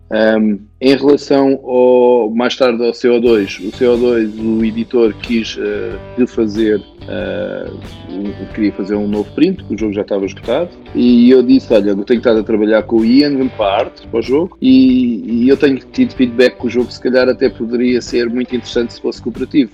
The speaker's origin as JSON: {"language": "Portuguese", "country": "Portugal", "said": "É a minha terra"}